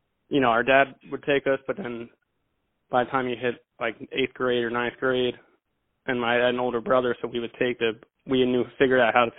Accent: Philadelphia, Pennsylvania, United States; From Northeast Philly. I went to Ryan, right around Ryan. Franklin Mills, I guess, if you're not too knowing of where the Northeast is in the city.

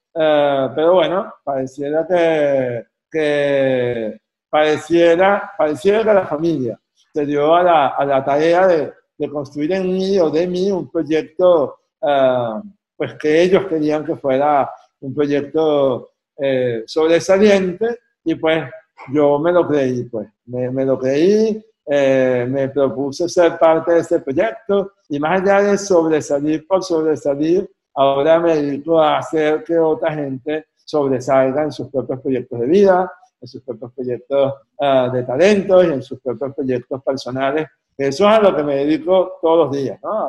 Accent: Caracas, Capital District, Venezuela; Yo soy caraqueño

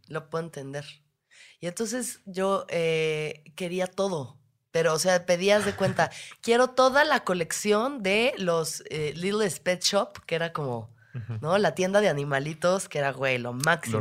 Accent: Mexico City, Mexico; Nosotros, igual siendo chilangos

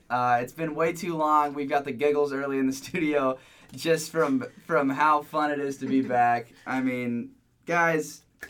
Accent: Oregon, United States; moved away as an adult; now in Arizona, United States; I am from Oregon. I'm an Oregon State fan.

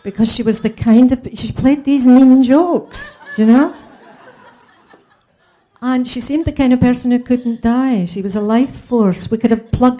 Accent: Scotland, United Kingdom; now in London, United Kingdom; I'm a Scot alone in London

